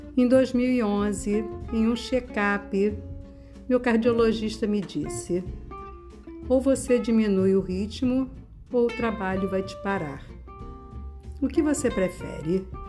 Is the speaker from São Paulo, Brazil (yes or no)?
no; Rio de Janeiro, Brazil; Sou carioca da Gema, nascida e criada no Rio de Janeiro